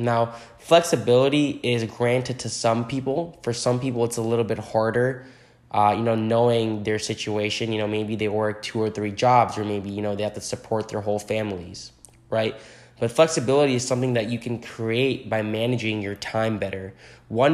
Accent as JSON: {"language": "English", "region": "New Jersey", "country": "United States", "moved": "yes", "lives_now": "New York City, United States", "said": "I am from New Jersey originally, currently residing in New York City"}